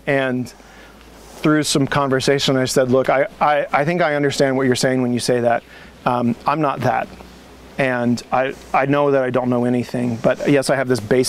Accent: Midwest, United States; growing up in the Midwest, like, your options of fresh things are limited. And I grew up in a farming community where you don't, like, no one was growing food.

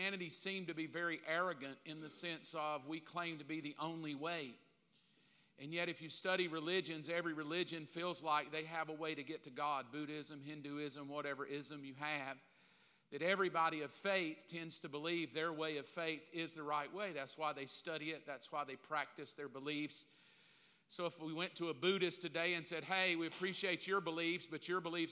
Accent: the South, United States; I grew up in the South, especially here

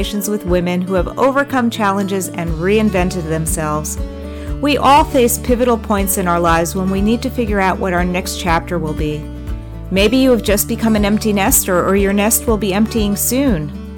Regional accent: New Jersey, United States; now in South Florida, United States; I was born in New Jersey and grew up in New Jersey.

